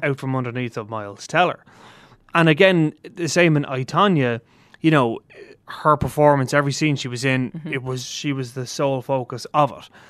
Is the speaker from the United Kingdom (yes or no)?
no; Ireland; we are Irish film journalists